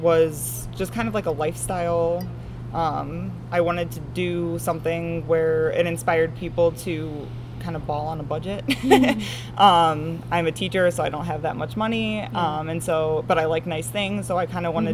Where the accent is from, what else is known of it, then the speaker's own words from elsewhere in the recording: Strongsville, Ohio, United States; also born or lived in Pittsburgh, Pennsylvania / Brunswick, Ohio / Buffalo, New York; I grew up in Strongsville